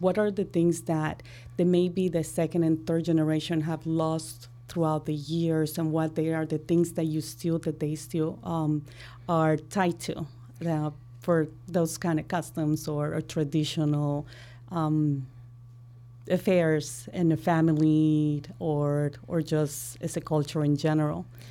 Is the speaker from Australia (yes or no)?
no; Colombia; now in Chicago, United States; And I'm from Colombia. I grow in Colombia.